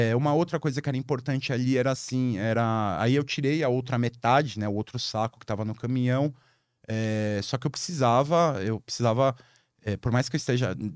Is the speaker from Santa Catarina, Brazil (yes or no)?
no; São Paulo, Brazil; sou paulista.